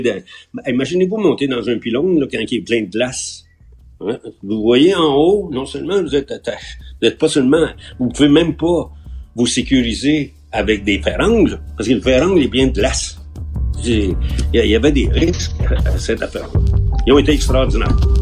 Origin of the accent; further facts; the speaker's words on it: Quebec, Canada; on est québécois